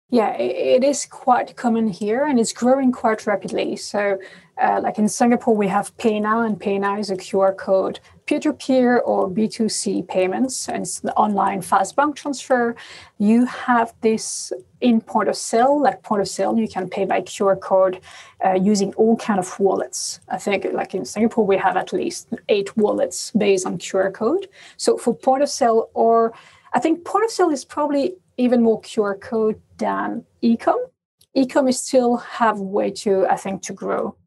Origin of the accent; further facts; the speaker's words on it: France; accent: French; English is a second language; moved away; also born or lived in Asia; In Asia, I must say I'm always the only French lady around